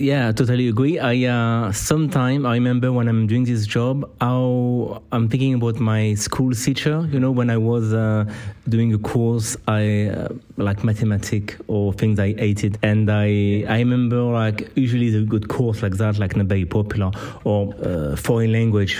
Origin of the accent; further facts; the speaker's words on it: Clermont-Ferrand, Auvergne-Rhône-Alpes, France; I'm from Clermont. Clermont got a rugby team.